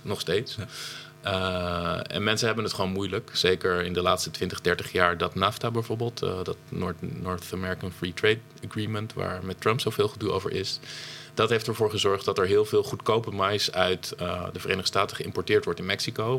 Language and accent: Dutch; Friesland, Netherlands; bij ons in Friesland